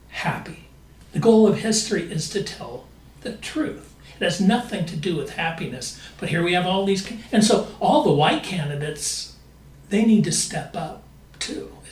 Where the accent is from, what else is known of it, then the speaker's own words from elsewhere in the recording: Iowa, United States; like I'm from Iowa.